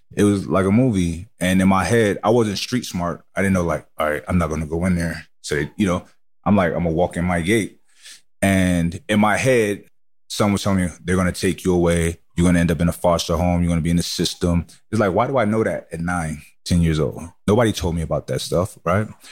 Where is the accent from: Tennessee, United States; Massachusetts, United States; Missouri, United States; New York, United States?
New York, United States; New York City; I grew up in Brooklyn, New York